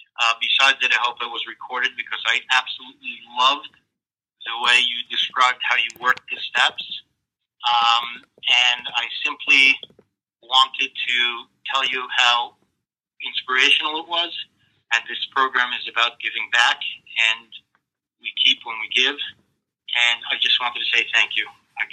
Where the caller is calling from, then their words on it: Lakewood, New Jersey, United States; from Lakewood, Grit Recovered Sex Addict.